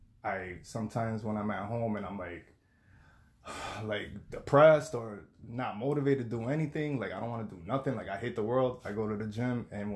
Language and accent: English; Hartford, Connecticut, United States; also born or lived in Bronx, New York / Puerto Rico (ancestry); I'm from Hartford, Connecticut. Nice. I'm Puerto Rican.